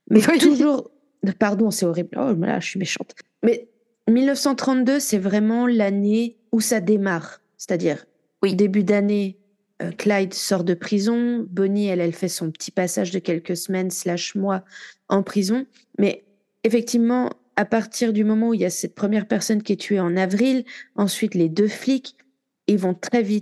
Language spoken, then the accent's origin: French; Marseille, Provence-Alpes-Côte d'Azur, France; comme quoi je suis marseillaise.